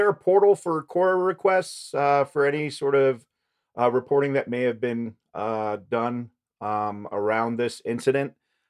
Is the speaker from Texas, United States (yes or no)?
no; Colorado, United States; I grew up here in Colorado.